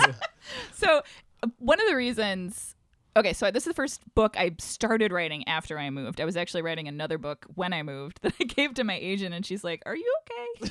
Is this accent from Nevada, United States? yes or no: no; Syracuse, New York, United States; moved away; I'm from Syracuse originally